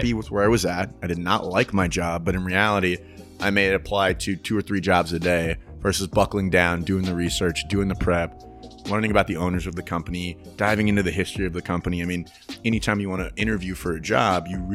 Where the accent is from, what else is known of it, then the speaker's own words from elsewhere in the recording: San Antonio, Texas, United States; also born or lived in Mississippi; I was in San Antonio with my grandmother from basically two or three up until I graduated high school, but I'd spend my summers in Mississippi